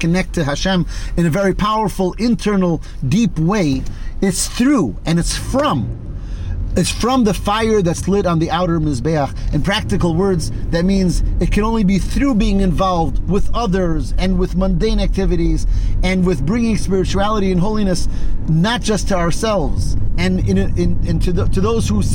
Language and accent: English; Detroit, Michigan, United States; I grew up in Detroit